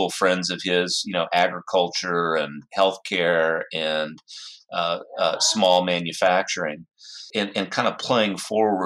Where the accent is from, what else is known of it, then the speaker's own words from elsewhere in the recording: United States; now in Bellevue, United States; I grew up in the Red River Valley of Texas and Oklahoma